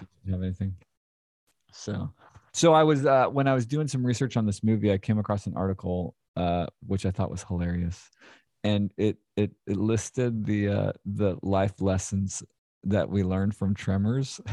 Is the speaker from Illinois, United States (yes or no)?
no; Philadelphia, Pennsylvania, United States; now in Clarksville, United States; I grew up in Philadelphia, the suburbs of Philadelphia